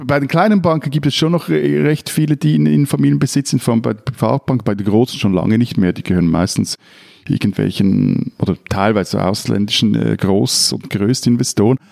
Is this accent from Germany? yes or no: no; neighbouring municipality of Männedorf, Zurich, Switzerland; Der Schweizer Hauptsitz, der ist in Menedorf und ich bin da in der Nachbargemeinde aufgewachsen.